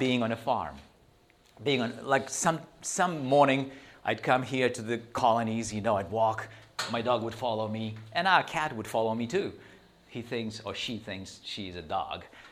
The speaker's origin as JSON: {"language": "English", "town": "Chernivtsi", "region": "Chernivtsi Oblast", "country": "Ukraine", "tie": "born or raised there", "also_born_or_lived": "Texas", "moved": "yes", "said": "I come from the Ukraine, right on the border of the Ukraine and Romania. So, little town of Chernivtsi, or Chernauts, if it's Romanian language. So, I grew up there when I was 16"}